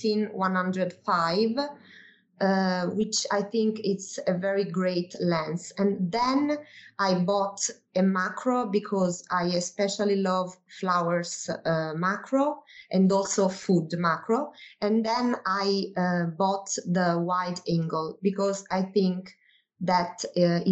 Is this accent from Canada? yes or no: no; Naples, Campania, Italy; I come from Naples in southern Italy.